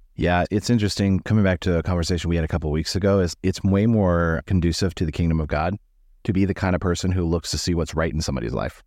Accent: United States; American Christians

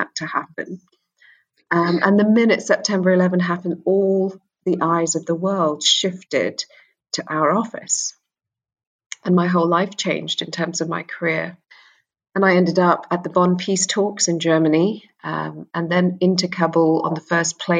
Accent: London, United Kingdom; also born or lived in Sri Lanka (ancestry); I'm from Sri Lanka. I was born in London. My parents are from Sri Lanka, and they're Sri Lankan Tamils

